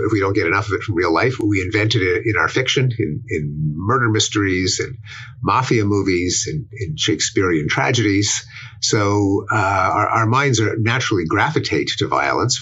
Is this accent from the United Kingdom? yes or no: no; Montreal, Quebec, Canada; moved away as an adult; now in United States; I'm expatriate Canadian who's spent most of his adult life in the United States